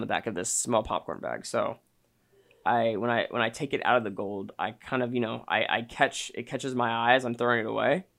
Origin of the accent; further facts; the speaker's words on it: Austin, Texas, United States; I'm back in my hometown where I went to high school